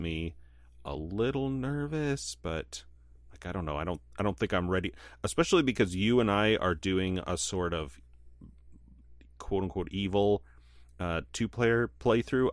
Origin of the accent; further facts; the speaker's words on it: United States; as a American white man